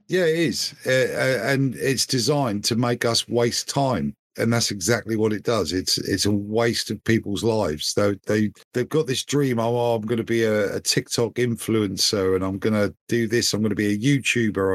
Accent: United Kingdom; 'cause I'm British

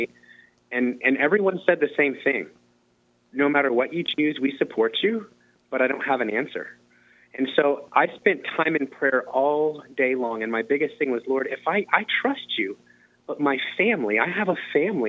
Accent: Muncie, Indiana, United States; I was born in Muncie.

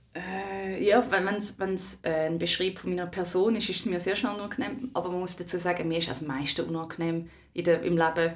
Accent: Switzerland; Ich bin in der Schweiz aufgewachsen

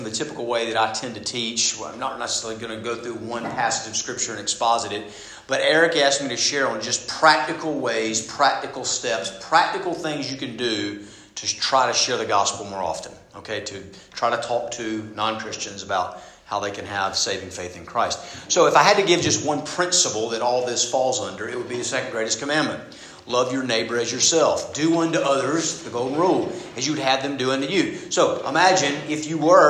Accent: Southeast Georgia, United States; I grew up in Southeast Georgia

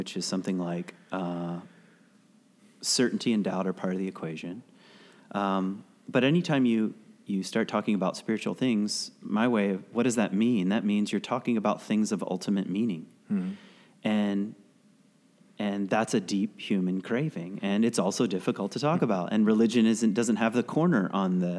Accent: the South, United States; I was raised in the South

